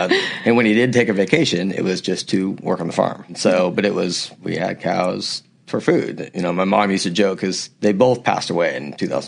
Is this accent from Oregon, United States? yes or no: yes; Newberg, Oregon, United States; moved away as an adult; also born or lived in Arizona / Jackson, Wyoming / Boulder, Colorado; I was born in Newburgh, Oregon, which is the Willamette Valley, and it's wine country. It wasn't really wine country at the time. There was one or two vineyards out there, but now it's really kind of a destination place